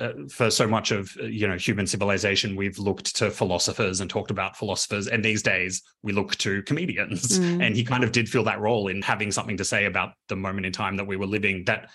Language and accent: English; Canberra, Australian Capital Territory, Australia; I grew up in Canberra.